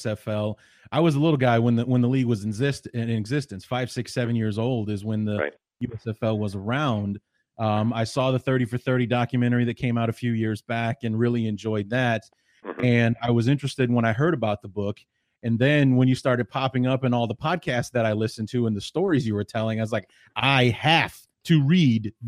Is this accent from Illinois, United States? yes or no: yes; Evanston, Illinois, United States; I grew up in the Chicagoland area. I went to Evanston High School